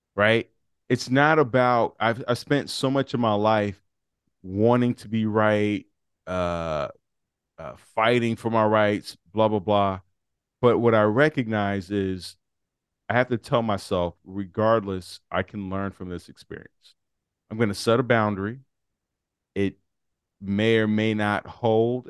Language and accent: English; Chicago, Illinois, United States; I'm from Chicago